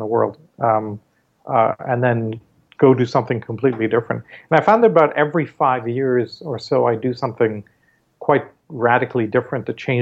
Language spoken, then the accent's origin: English; Canada; also born or lived in Mumbai, India; Growing up in Canada, and doing my schooling there